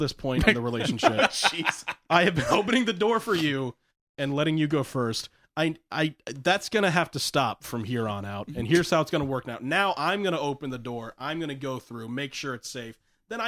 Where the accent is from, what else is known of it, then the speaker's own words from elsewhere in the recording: the South, United States; I'm from the South